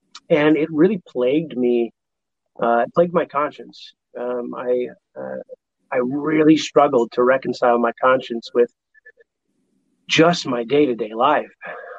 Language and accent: English; Los Angeles, California, United States; I grew up in Hollywood, making movies.